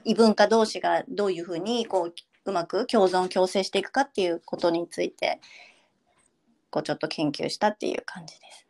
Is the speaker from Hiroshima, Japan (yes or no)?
no; Shizuoka, Japan; first language Japanese; 出身は、えー、静岡県です。で静岡県で本当に生まれて しかもめちゃくちゃ田舎で生まれて、うん、そう育って